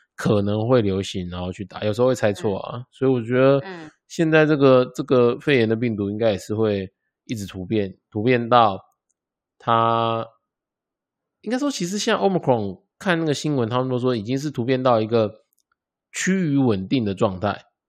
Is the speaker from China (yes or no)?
no; Taiwan; 我们台湾人